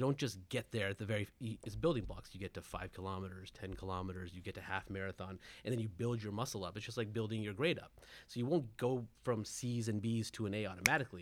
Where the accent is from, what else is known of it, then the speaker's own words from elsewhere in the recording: Southern California, United States; I was born and raised in Southern California